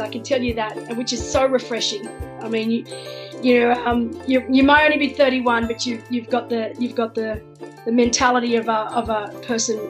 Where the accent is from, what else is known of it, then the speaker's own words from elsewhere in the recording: Wollongong, New South Wales, Australia; I was brought up, my family took me camping. That was what we did. We didn't go overseas as kids. We went camping. And I'm from Wollongong originally, so down on the south coast of Sydney